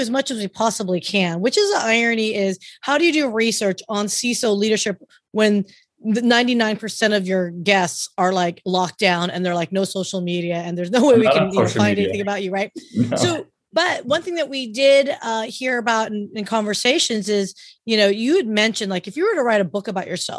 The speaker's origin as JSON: {"language": "English", "region": "California", "country": "United States", "said": "I'm a Californian"}